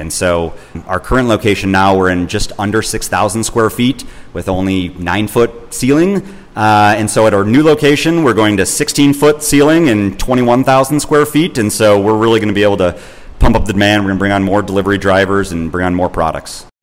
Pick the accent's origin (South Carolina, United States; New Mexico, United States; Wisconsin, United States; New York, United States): Wisconsin, United States; I'm from Wisconsin. I was raised in Wisconsin